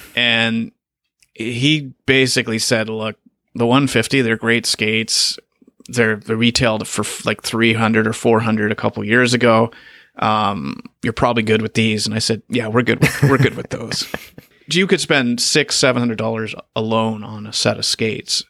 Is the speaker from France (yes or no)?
no; Canada; also born or lived in China / Japan; Canada, that's my home country